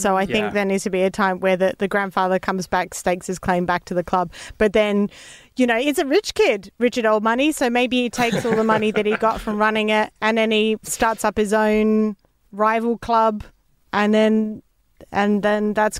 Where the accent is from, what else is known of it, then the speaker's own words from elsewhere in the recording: Australia; I'm an Aussie